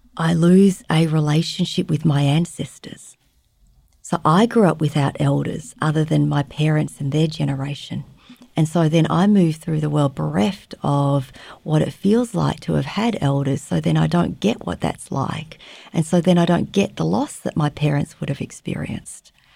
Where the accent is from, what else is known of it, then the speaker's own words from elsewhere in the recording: Australia; moved away as an adult; also born or lived in Vietnam; now in Fairbanks, United States; I was born in Vietnam. I was raised in Australia, and these days I live in Fairbanks, Alaska